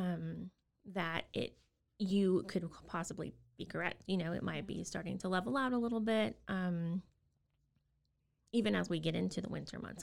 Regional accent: Austin, Texas, United States; moved away as an adult; also born or lived in South Korea; now in Waco, United States; we're originally from Austin

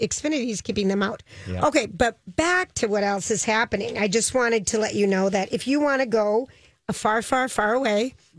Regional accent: Finland; accent: Finnish; And with my Finland accent.

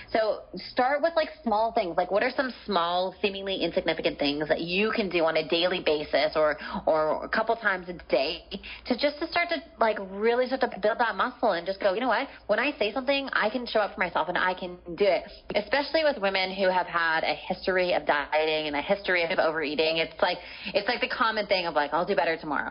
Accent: Canada; moved away as an adult; now in San Diego, United States; I'm Canadian.

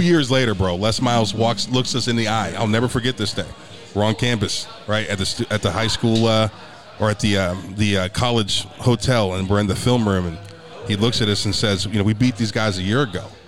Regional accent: Youngstown, Ohio, United States; moved away; there's something about being a Youngstown boy

